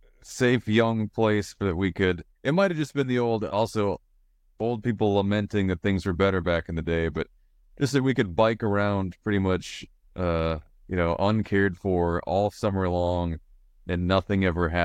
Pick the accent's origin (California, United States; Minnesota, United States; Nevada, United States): Minnesota, United States; Mora; Goodlemore, Minnesota. That came up a lot over my Thanksgiving. The highs and lows of growing up in Mora.